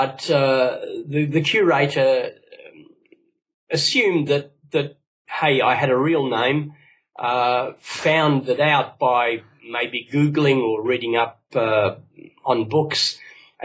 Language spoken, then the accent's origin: English; Australia; Both my parents are from Cyprus, and but I grew up in Australia